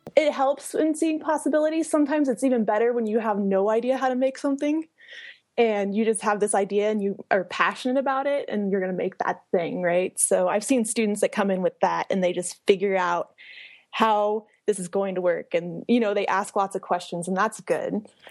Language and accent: English; Hays, Kansas, United States; moved away; I'm originally from Hayes, Kansas, which is in the middle of Kansas